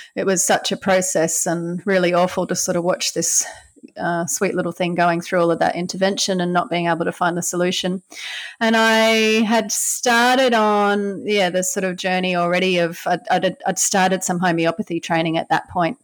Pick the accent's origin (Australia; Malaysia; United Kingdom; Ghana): Australia; Brisbane, Queensland; I grew up in Brisbane on the east coast of Australia. Yeah, small little suburb called Banyo on the north side of Brisbane